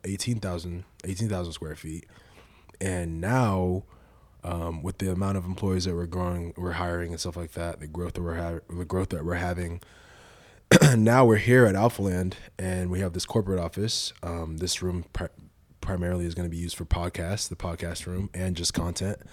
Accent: Nigeria; now in United States; I'm, I'm Nigerian, my nationality

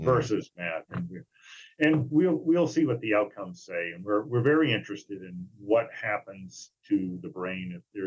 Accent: Maine, United States; moved away; also born or lived in New Hampshire / Indiana; I was in Maine for a while, my home state

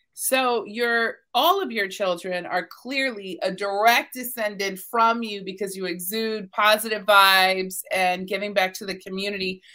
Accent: the South, United States; I'm from the South, so we're very big on manners and etiquette

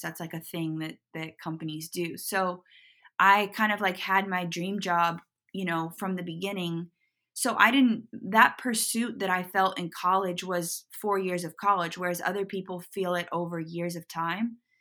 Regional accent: Portland, Oregon, United States; moved away as an adult; also born or lived in Los Angeles; I grew up in Portland.

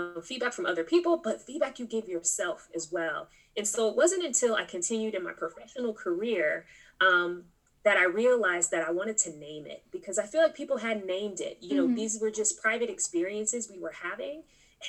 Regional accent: California, United States; I'm originally from California.

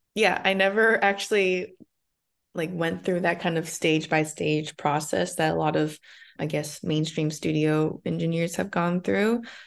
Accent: Arcadia, California, United States; also born or lived in Monterey Park, California; I was, uh, essentially born and raised here, but I'm from Arcadia, which is twenty-five minutes away from where I currently am in Chinatown

